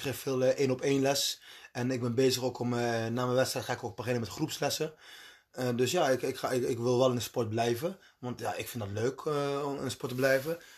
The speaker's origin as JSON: {"language": "Dutch", "country": "Colombia", "tie": "born or raised there", "moved": "yes", "lives_now": "Netherlands", "said": "waar ik vandaan kom, waar ik geboren ben, zijn de meeste mensen katholiek. Dus dat is, ja, in Colombia"}